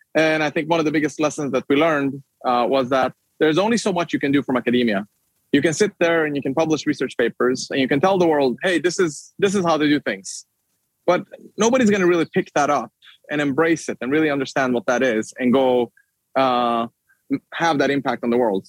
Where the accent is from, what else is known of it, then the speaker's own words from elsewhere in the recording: Sweden; moved away as an adult; now in United States; in Sweden, my home country